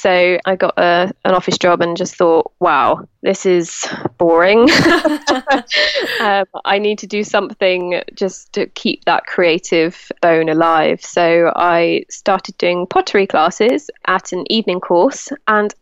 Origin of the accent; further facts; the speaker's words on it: Devon, South West England, United Kingdom; now in Somerset, United Kingdom; I was actually born in Devon